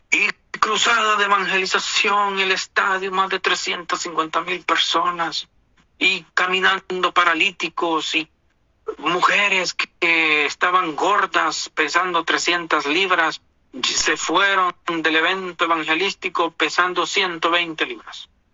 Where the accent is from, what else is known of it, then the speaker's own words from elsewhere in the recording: Honduras; now in United States; yo nací en Honduras